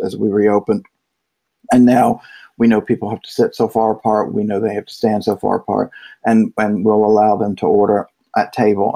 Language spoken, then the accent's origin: English; Virginia, United States; I'm from Virginia, so my English is terrible.